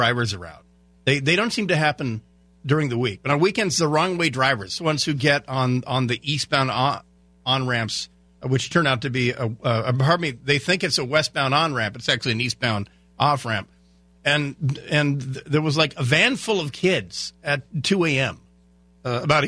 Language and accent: English; Port Angeles, Washington, United States; I grew up in Port Angeles, Washington